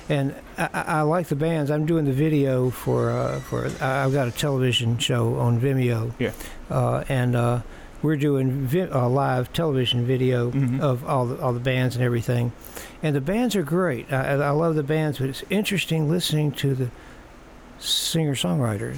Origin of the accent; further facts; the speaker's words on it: Muscle Shoals, Alabama, United States; I'm from Muscle Shoals.